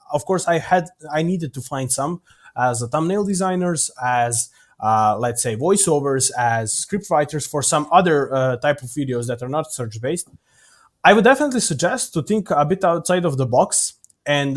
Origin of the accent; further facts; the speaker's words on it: Serbia; Here in Novi Sad, because I'm from Serbia